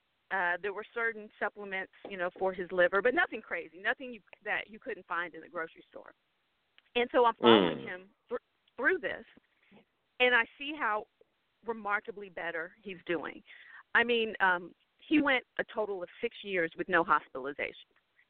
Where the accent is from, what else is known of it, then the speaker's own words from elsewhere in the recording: Texas, United States; I'm from Texas.